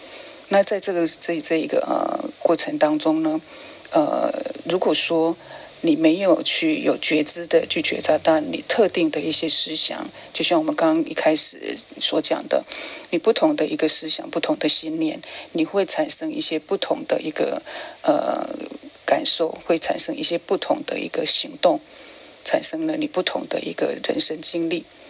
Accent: China; 甚至像我们中国人所谓的一些节气，也都是因为这样而产生

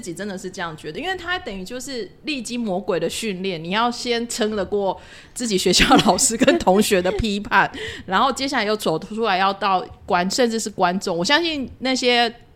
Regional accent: Tainan, Taiwan; 我其实是台南人嘛

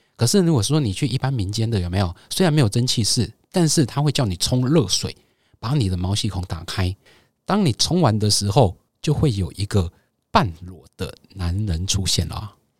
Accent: Taiwan; 我们就是在台湾长大

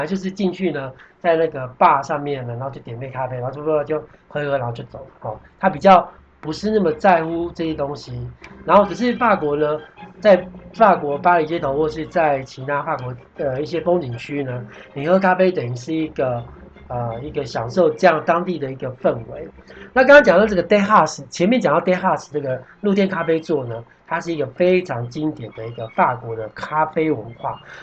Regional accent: Taiwan; moved away; also born or lived in France; 我们台湾人可能有时候弹业务，或弹一些事情，就我们约在咖啡馆

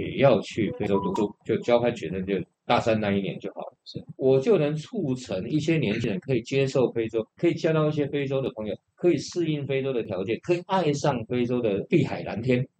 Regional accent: Taiwan; 我们台湾人

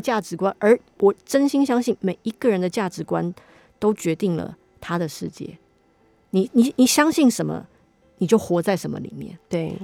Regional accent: Taiwan; 我没有那个脸说我土生土长台湾人

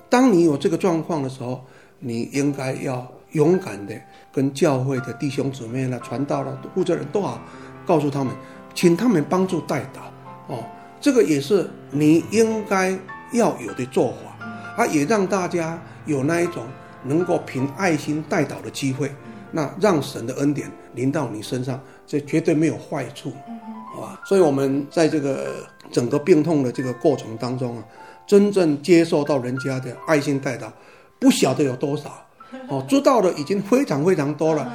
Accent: Taiwan; 我们台湾话有一句话这样讲

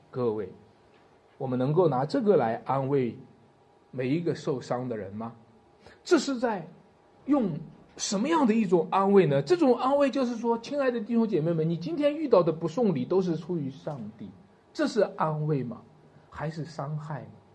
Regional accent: China; 我们中国人

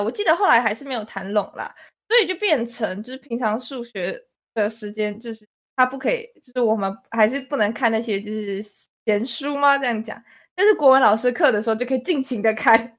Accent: Taichung, Taiwan; also born or lived in Taipei; 我来到台中，哦，对，我之前住在台北

